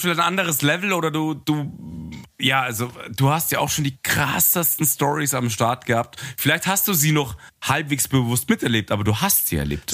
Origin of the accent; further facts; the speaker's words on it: Munich, Bavaria, Germany; ich bin ja Münchner